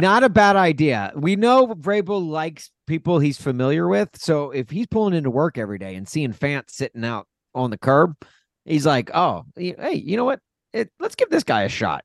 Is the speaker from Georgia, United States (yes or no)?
no; Nashville, Tennessee, United States; we grew up in Nashville